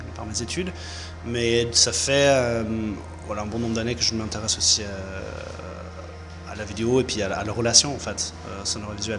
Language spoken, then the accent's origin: French; California, United States; also born or lived in Lyon / Berlin; now in Spain; je suis californien d'origine, j'habite en Europe depuis un moment